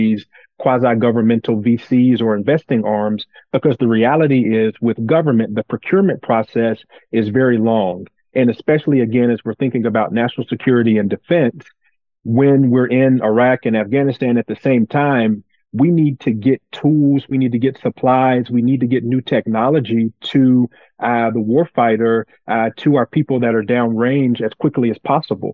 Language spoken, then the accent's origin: English; Brewton, Alabama, United States; moved away as an adult; also born or lived in Washington, D.C.; I grew up in a small town in South Alabama called Bruton. My grandmother primarily raised me there